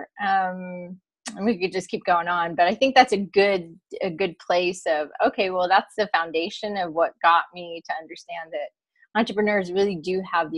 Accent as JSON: {"language": "English", "region": "East Coast", "country": "United States", "tie": "born or raised there", "moved": "as an adult", "lives_now": "California, United States", "said": "I grew up in the East Coast. I knew I always wanted to live in California. So I made it here"}